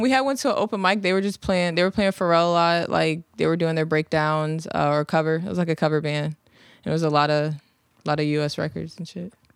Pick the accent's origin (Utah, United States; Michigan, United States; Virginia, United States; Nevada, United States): Virginia, United States; Virginia Beach; also born or lived in London / Chesapeake; I'm from, well, I was born overseas, but I'm from Virginia Beach